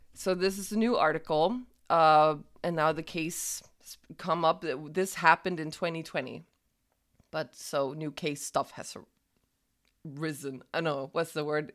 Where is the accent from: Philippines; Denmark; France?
Denmark; I'm from Jutland